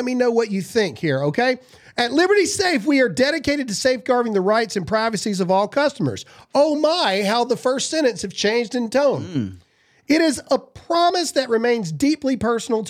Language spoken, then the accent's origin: English; Mississippi, United States; I'm a redneck from Mississippi.